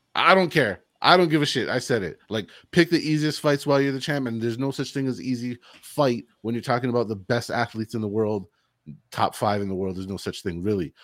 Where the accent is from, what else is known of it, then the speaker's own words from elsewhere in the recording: United States; as an American